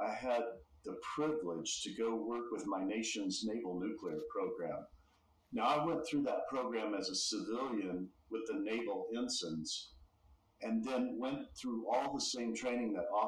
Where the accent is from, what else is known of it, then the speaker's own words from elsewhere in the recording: Texas, United States; born and raised in Texas